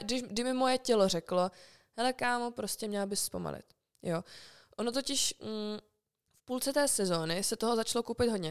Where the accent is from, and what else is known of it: Czechia